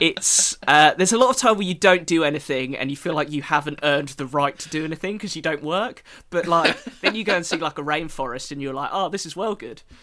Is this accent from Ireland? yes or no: no; England, United Kingdom; accent: English; my English accent.